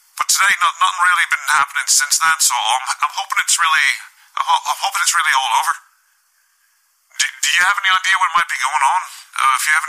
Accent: United Kingdom; I come from United Kingdom

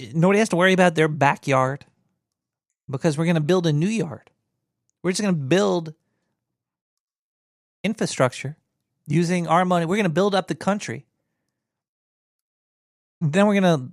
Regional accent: United States; I'm American

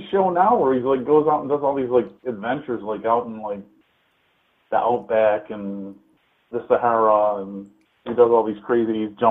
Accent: Michigan, United States; Being from Michigan and like being right across the border from Ontario

